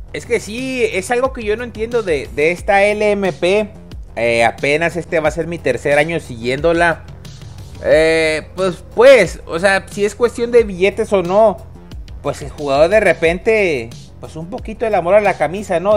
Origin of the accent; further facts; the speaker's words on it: Mexico; uno como mexicano